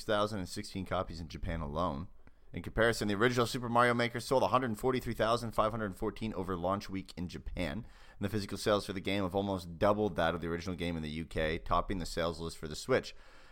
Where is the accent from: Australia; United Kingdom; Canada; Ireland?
Canada; Even though I'm Canadian.